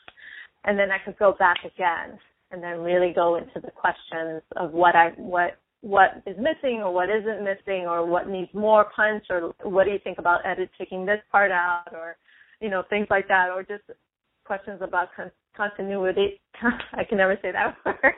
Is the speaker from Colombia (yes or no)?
no; New York, United States; I'm from New York